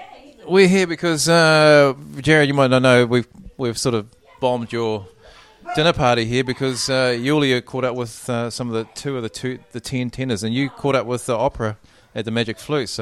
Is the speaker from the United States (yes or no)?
no; New Zealand; born or raised there